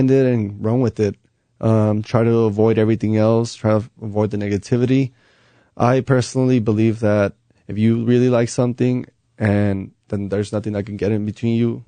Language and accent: English; Compton, California, United States; moved away as an adult; now in Albuquerque, United States; I grew up in Compton